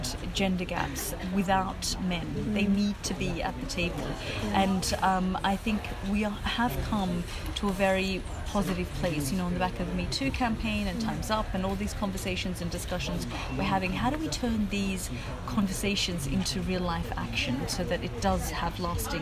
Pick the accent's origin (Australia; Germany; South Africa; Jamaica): Australia; also born or lived in Afghanistan; now in London, United Kingdom; I was growing up in Australia